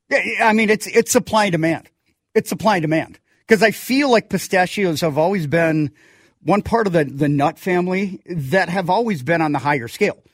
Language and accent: English; Minnesota, United States; growing up in Minnesota